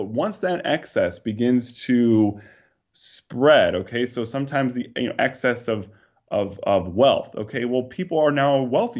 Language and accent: English; New York, United States; I mean, I can remember growing up in New York, people were leaving New York way before, 2020, right?